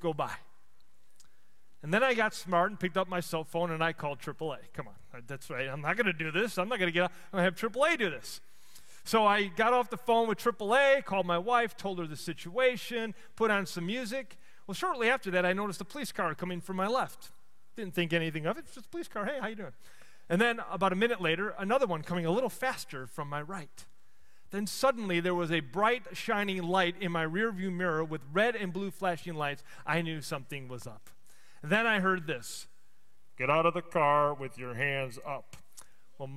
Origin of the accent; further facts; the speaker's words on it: Chicago, Illinois, United States; moved away; I grew up in Chicago